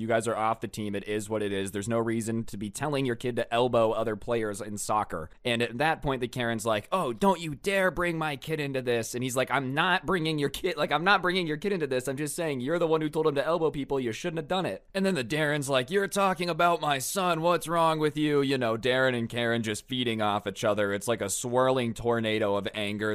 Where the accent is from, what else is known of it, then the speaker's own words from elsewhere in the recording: United States; I'm American